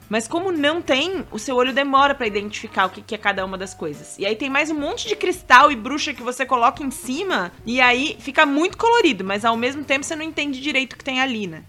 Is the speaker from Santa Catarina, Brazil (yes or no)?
yes; Itajaí, Santa Catarina, Brazil; accent: peixeiro (Itajaí); o sotaque da nossa é, linda e bela Itajaí